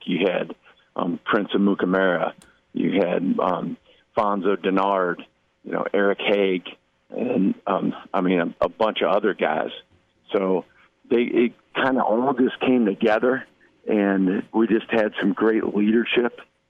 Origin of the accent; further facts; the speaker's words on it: Jamaica; You know, I'm Jamaican also.